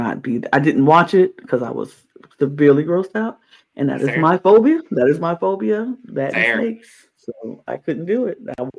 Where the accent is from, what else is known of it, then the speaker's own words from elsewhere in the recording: New York, United States; I'm from New York